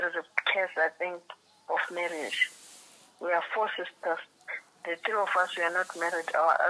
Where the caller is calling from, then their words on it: Gaborone, Botswana; I'm calling from Botswana.